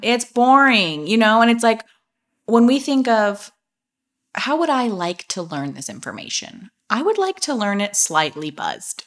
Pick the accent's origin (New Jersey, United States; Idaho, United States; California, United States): California, United States; Napa Valley; I grew up in Napa Valley